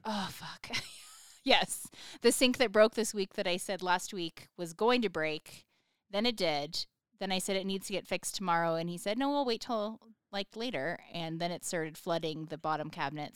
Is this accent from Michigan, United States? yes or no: no; Sparks, Nevada, United States; I'm from Sparks, Nevada